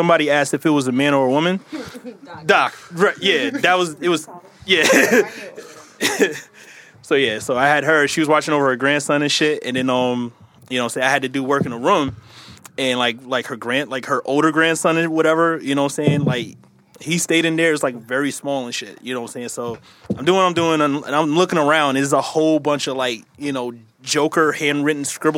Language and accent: English; the South, United States; I'm from the South